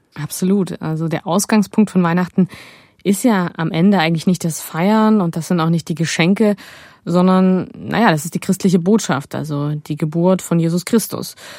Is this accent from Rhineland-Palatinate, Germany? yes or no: no; Aue, Saxony, Germany; Ich komme ja aus Aue im Erzgebirge